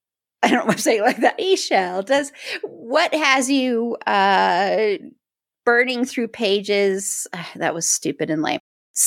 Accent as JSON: {"language": "English", "region": "Colorado", "country": "United States", "said": "I'm from Colorado."}